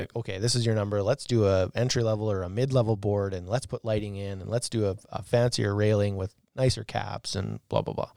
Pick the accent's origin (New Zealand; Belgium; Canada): Canada; Arcola, Saskatchewan; we grew up in Arcola